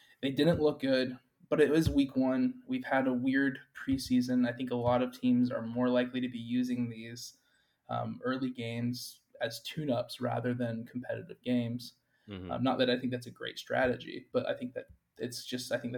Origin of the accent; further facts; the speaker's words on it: Nashville, Tennessee, United States; I grew up in Nashville